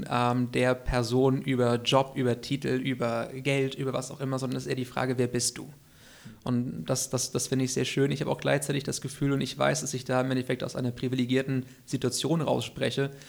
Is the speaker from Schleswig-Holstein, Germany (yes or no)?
yes; Kiel, Schleswig-Holstein, Germany; In genau, Russe, genau, in ja. Russe, ja. Und dann auch hier zur Schule gegangen.